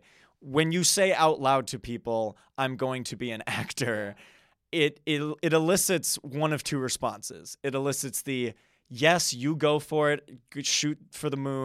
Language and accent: English; Wisconsin, United States; So I'm a Midwest man. So I born and raised in the Wisconsin area.